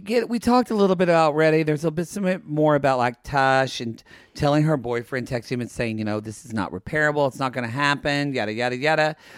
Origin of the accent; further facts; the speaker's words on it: California, United States; I'm from California